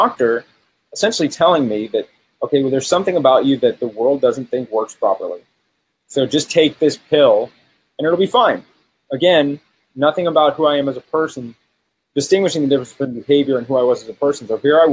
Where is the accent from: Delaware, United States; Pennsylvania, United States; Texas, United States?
Texas, United States; So I grew up in Texas